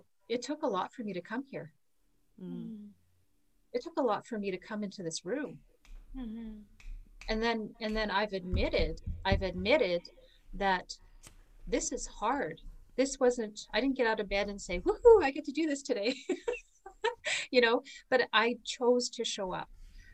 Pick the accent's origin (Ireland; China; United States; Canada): Canada; I'm from Canada